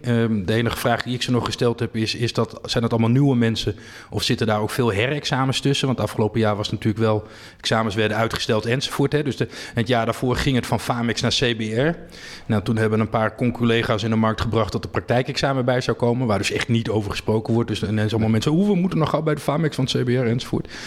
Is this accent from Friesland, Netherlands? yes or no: yes; Friesland, Netherlands; moved away; Ik ben een Fries van, eh, van huis uit